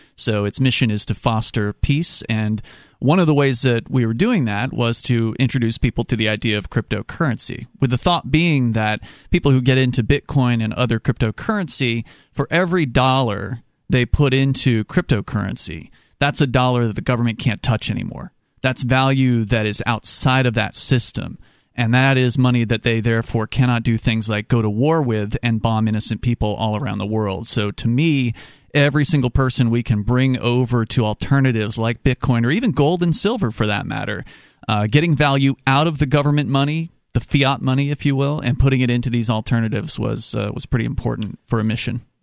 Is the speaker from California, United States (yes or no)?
no; Florida, United States; moved away as an adult; now in New Hampshire, United States; I grew up in Florida, and I was a libertarian activist down there